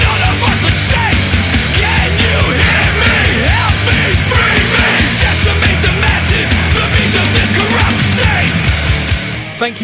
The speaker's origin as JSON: {"language": "English", "country": "United Kingdom", "said": "as a Brit"}